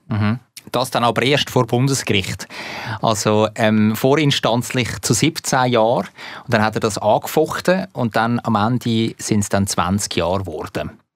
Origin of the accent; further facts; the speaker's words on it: Zurich, Switzerland; als Zürcher